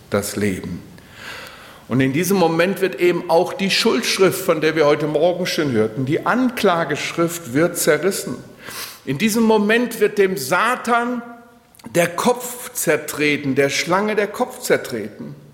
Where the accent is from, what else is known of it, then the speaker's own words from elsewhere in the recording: Steinbach, Germany; als ich in Steinbach in meinem Heimatort jemanden beerdigen musste